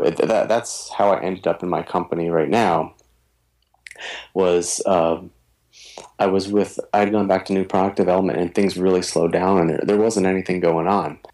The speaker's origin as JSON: {"language": "English", "region": "East Coast", "country": "United States", "moved": "yes", "lives_now": "Minnesota, United States", "said": "can't tell from the way I talk, I'm from the East Coast, but I am living in Minnesota now"}